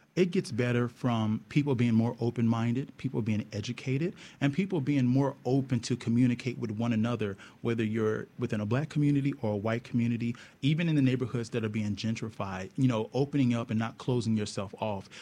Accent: Houston, Texas, United States; growing up playing football in Texas. I'm from Texas, from Houston

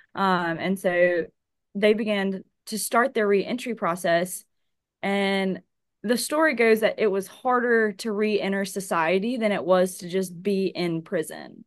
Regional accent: Hattiesburg, Mississippi, United States; also born or lived in Wayne County, Mississippi; now in Biloxi, United States; born and raised in Hattiesburg, Mississippi

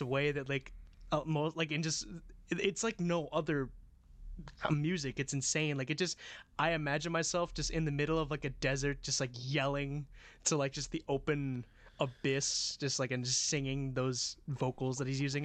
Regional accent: New Orleans, Louisiana, United States; I'm from New Orleans

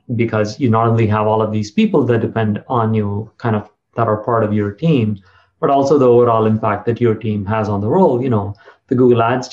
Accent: South India, India; moved away as an adult; also born or lived in Silicon Valley, United States; now in United States; I grew up in South India, and after some fits and starts, I got into IIT Madras

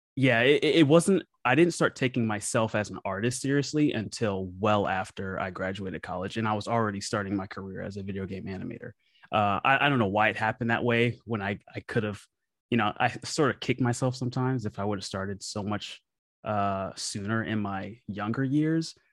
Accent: Memphis, Tennessee, United States; I grew up playing music in Memphis, Tennessee, my hometown

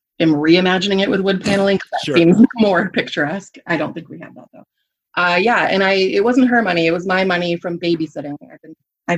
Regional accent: Michigan, United States; Everybody in my hometown was Christian Reformed and like blonde and huge because they were all like Dutch

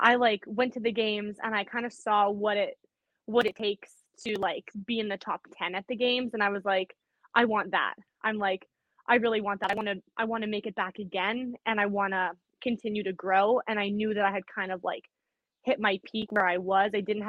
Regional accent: Winnipeg, Manitoba, Canada; Canada. So I'm from Winnipeg, Manitoba. It's like right in the middle.

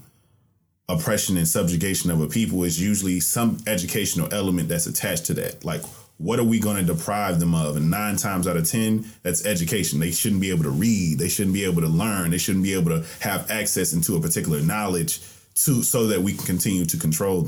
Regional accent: the South, United States; I'm from the South

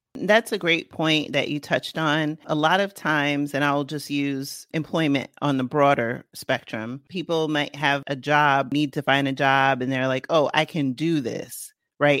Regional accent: New York City, New York, United States; moved away; I, uh, grew up in the Bronx, and then I went to upstate New York

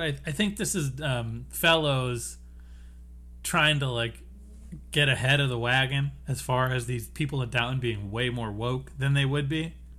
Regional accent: United States; we're from America

